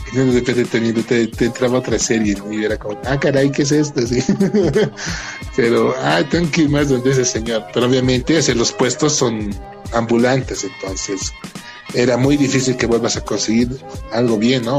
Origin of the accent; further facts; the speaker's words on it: Bolivia; Bolivia, nuestro país